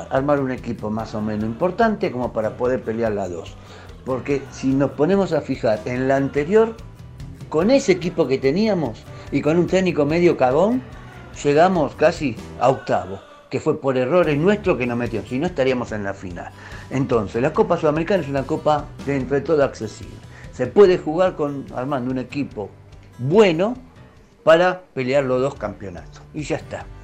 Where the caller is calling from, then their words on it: Buenos Aires, Argentina; Hola, muchachos. Soy … de Parque Chas.